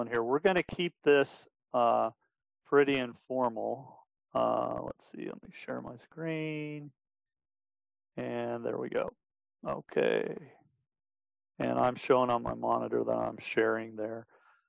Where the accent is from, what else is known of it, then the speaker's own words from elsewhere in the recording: Denver, Colorado, United States; now in Wichita, United States; I'm originally from Denver, Colorado, now living in Wichita, Kansas